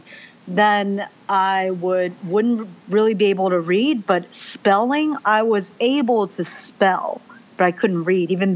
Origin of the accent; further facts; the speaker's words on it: United States; first language Mandarin Chinese; English is a second language; I was born in the United States